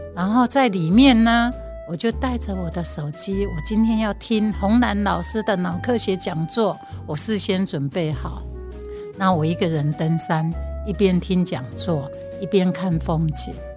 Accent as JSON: {"language": "Chinese", "town": "Hualien", "region": "Hualien County", "country": "Taiwan", "tie": "born or raised there", "first_language": "Taiwanese Hokkien", "second_language": "Chinese", "said": "我来自 花莲。那花莲是一个多元族群的地方，所以我们家后面有一个小聚落。其实以前叫阿美族，但是后来我才发觉他们是格马兰族。然后其实距离我家还不到五百公尺"}